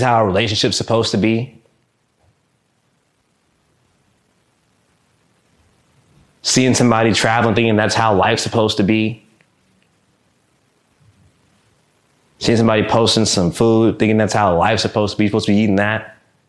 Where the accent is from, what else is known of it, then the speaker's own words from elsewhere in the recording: Japan; born there; also born or lived in Chicago / Mississippi; I was born in Japan. Boom. Up, gone. We in Chicago for 8 months. I was hoping we would live there. Boom. Down in Mississippi.